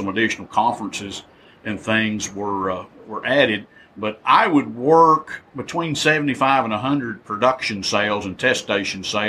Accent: Pelham, Georgia, United States; I grew up in Pelham, Georgia

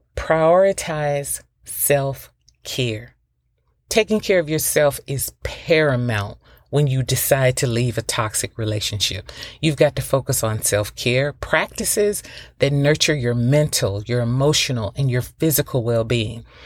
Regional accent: the South, United States; moved away; I'm from the South

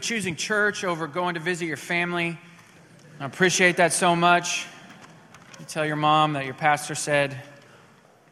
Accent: Missouri, United States; moved away as an adult; now in Texas, United States; one of the traditions at my house growing up in Missouri

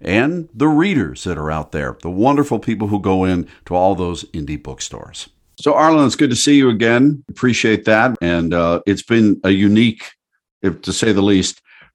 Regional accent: Pittsburgh, Pennsylvania, United States; I grew up in Pittsburgh.

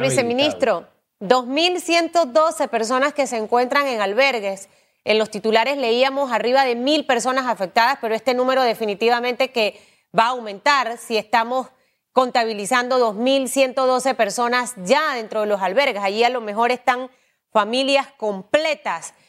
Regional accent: Panama; Los panameños estamos hechos de acero

